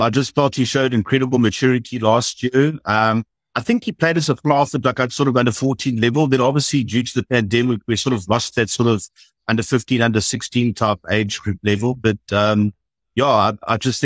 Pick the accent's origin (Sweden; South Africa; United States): South Africa; moved away; growing up in South Africa, red-blooded male, you grow up with school rugby